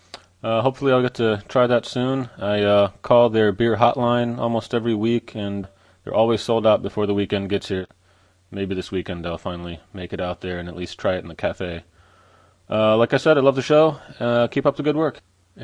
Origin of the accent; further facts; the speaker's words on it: United States; moved away as an adult; now in Belgium; in Brascat, Belgium. I'm an American. I moved over here about a year ago